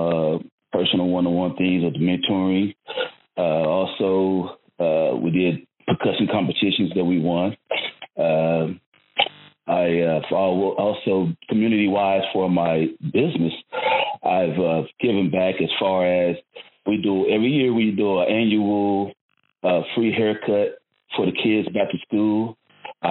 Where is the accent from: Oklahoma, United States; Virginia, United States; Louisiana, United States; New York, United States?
Oklahoma, United States; Tulsa; I'm from Tulsa, Oklahoma. I started my musical journey at Booker T. Washington High School